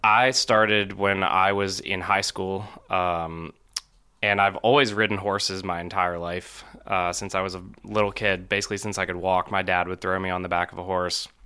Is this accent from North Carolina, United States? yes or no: yes; Charlotte, North Carolina, United States; I grew up in Charlotte, North Carolina